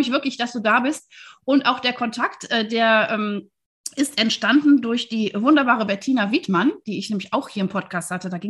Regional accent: Wuppertal, North Rhine-Westphalia, Germany; Ich bin tatsächlich als Kind in der Lange Straße groß geworden, in Wuppertal wohlgemerkt

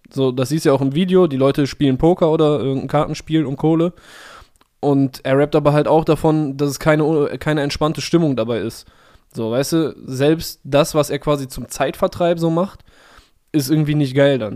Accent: Cologne, North Rhine-Westphalia, Germany; für mich als Kölsche Jung so fast so fast wie so ein Adelsziel an Karneval Samstag.

